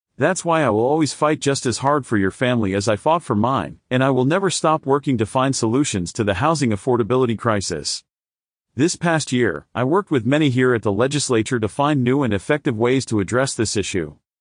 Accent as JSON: {"language": "English", "region": "Arizona", "country": "United States", "tie": "born or raised there", "said": "I was born and raised in Arizona, and I chose to raise my family here"}